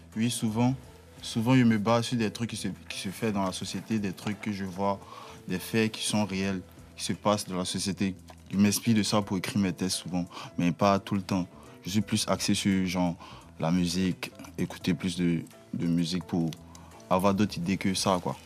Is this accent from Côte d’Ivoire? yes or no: yes; Abidjan, Côte d’Ivoire; je viens de Yopougon